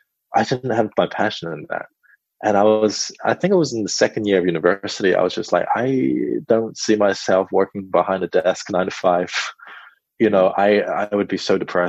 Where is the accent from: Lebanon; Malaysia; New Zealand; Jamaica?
New Zealand; Auckland; also born or lived in China / Perth, Australia / Sydney, Australia; at the age of 8, I arrived in New Zealand. And I've been raised in Auckland ever since.